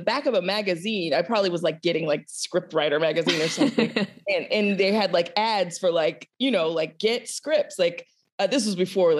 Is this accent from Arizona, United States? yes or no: no; Idaho, United States; I was a military brat, so I grew up in Idaho.